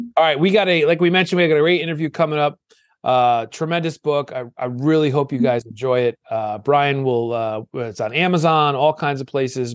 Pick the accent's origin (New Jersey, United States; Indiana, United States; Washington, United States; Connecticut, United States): Connecticut, United States; Old Saybrook; I grew up on the shoreline in Old Saybrook, and I live here now